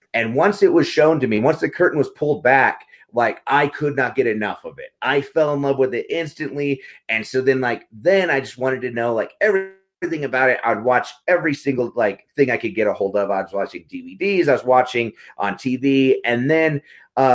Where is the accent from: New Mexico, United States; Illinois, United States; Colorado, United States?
New Mexico, United States; Carlsbad; I grew up in Carlsbad, New Mexico, a really small town in the Southwest.